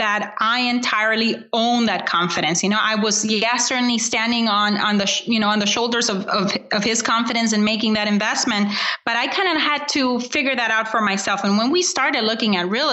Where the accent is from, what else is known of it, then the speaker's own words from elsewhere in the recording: Honduras; I was born in Honduras, and I was born into, you know, a wonderful, you know, what would be called a middle class family.